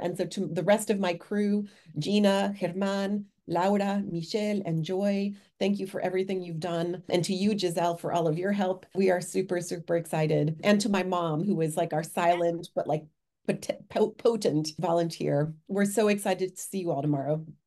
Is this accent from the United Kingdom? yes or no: no; Mexico; now in Worcester, United States; my home country of Mexico